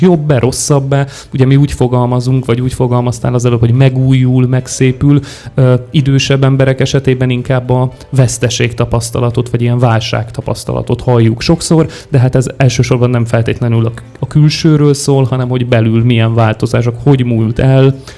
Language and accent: Hungarian; Szombathely, Vas, Hungary; moved away as an adult; now in Budapest, Hungary; én szombathelyiként születtem